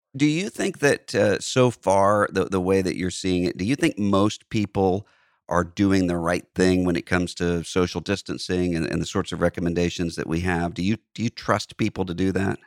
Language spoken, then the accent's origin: English; Biloxi, Mississippi, United States; my hometown of Biloxi